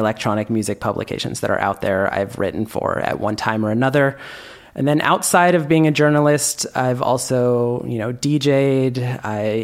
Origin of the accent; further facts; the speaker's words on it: Bay Area, California, United States; moved away as an adult; now in Barcelona, Spain; I was born and raised in the Bay Area